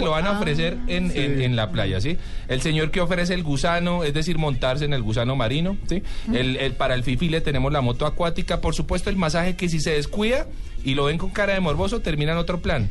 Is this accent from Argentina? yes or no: no; Colombia; como buenos colombianos